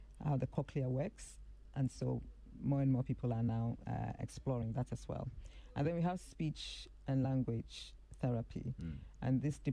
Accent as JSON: {"language": "English", "town": "Akim Tafo", "region": "Eastern Region", "country": "Ghana", "tie": "born or raised there", "also_born_or_lived": "Bekwai, Ashanti Region / Kumasi / Accra / United Kingdom", "said": "I grew up in Achim Tafo"}